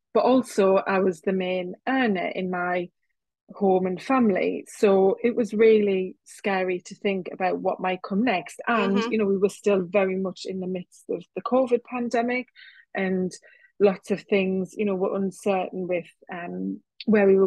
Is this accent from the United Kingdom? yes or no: yes; North East England, United Kingdom; accent: northeast of England; I live in the northeast of England, as you might be able to tell from my accent